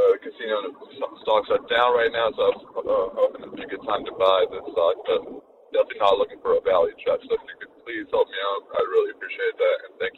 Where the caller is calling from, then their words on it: United States; I'm calling from Washington.